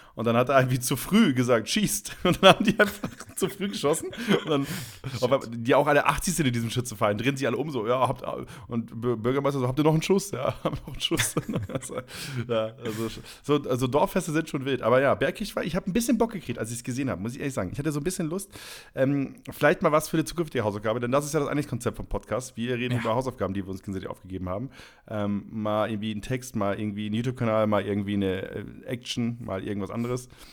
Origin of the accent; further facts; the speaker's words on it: Leer, Lower Saxony, Germany; moved away; in Leer, ähm, da wo ich herkomme